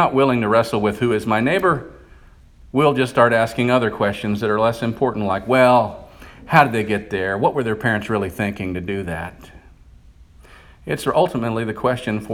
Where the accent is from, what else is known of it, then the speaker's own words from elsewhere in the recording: United States; also born or lived in Bible Belt; we live in a culture today, as American Christians